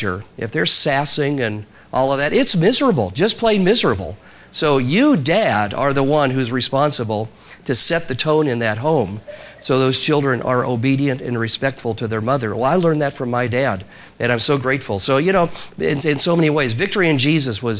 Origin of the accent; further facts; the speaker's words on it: Spokane, Washington, United States; moved away; I grew up in Spokane, Washington, a long ways from here, northwest United States, but my dad was from Georgia.